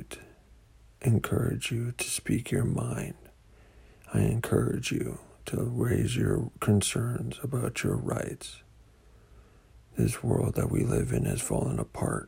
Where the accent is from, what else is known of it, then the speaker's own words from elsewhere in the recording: United States; As an American